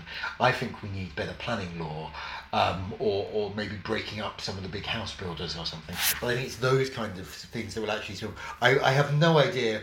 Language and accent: English; London, United Kingdom; I grew up in Havering, out on London's eastern fringe